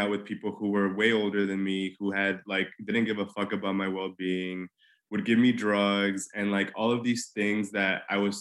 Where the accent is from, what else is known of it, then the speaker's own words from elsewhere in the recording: Mexico City, Mexico; moved away as an adult; now in New York City, United States; I grew up in Mexico City.